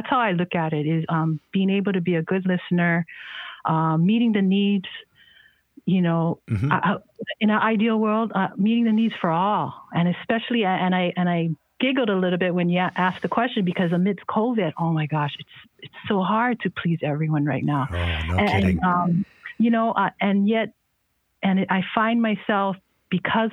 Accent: Honolulu, Hawaii, United States; also born or lived in Kauai; I was born and raised on Oahu in Kaimuki.

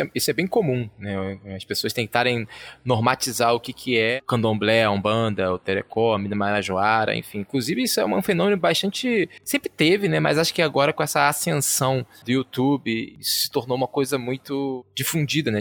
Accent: Rio de Janeiro, Brazil; eu sou né, carioca

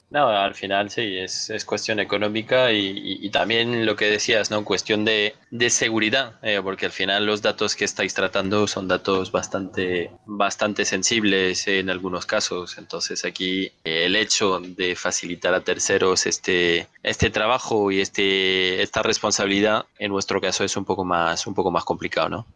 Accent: France; now in Madrid, Spain; Yo, como francés

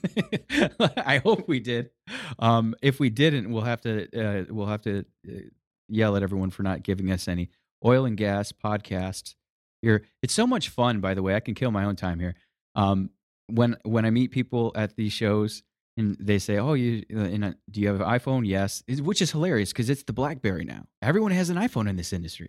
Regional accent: Michigan, United States; I'm from Michigan, Detroit cars

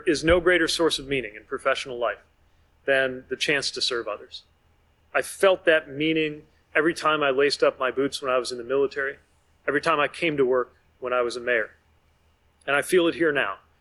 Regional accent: South Bend, Indiana, United States; My hometown, South Bend, Indiana

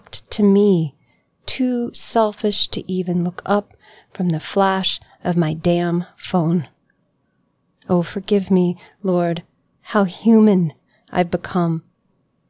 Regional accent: Kentucky, United States; moved away as an adult; now in Asheville, United States; I grew up in Kentucky

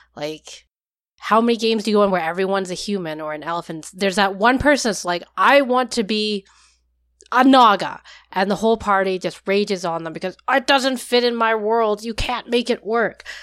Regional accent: Vancouver, British Columbia, Canada; I am from Vancouver, Canada.

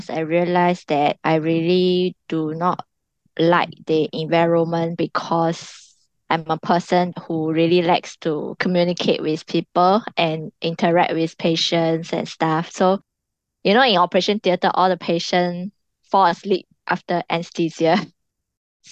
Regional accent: China; moved away as an adult; also born or lived in London; now in Singapore; I was born in China

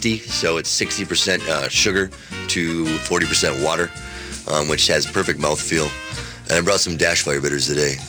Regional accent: Wisconsin, United States; I'm from Wisconsin

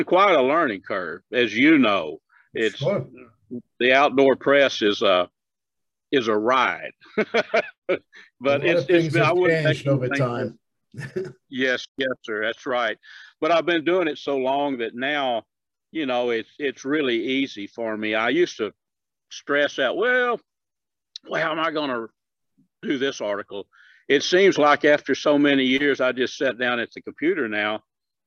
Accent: Northeast Texas, United States; I was raised on a farm up in Northeast Texas until I was a mid-teens

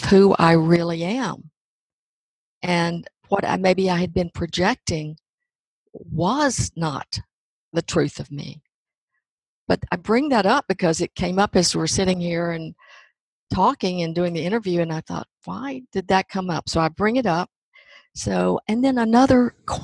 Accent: Hope, Arkansas, United States; I grew up in Hope, Arkansas

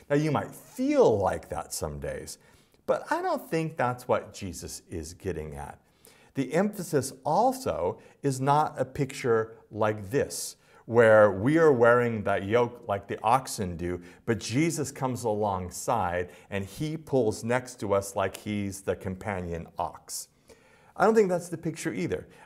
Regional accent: Los Angeles, California, United States; Because I'm from Los Angeles and most agricultural metaphors are a stretch for me.

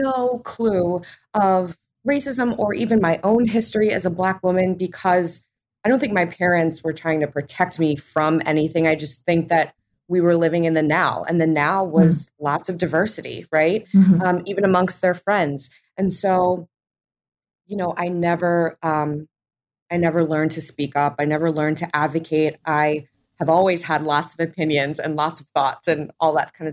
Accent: New Jersey, United States; I grew up in New Jersey.

